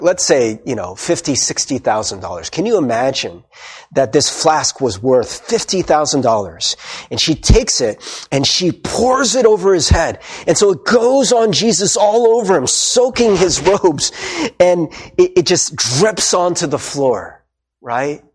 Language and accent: English; United States; we went as Korean American